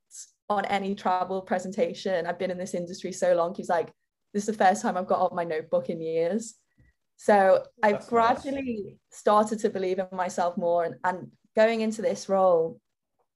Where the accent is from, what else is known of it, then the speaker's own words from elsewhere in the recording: Liverpool, North West England, United Kingdom; accent: Liverpool; now in London, United Kingdom; I've always had a bit of a complex of having a Liverpool accent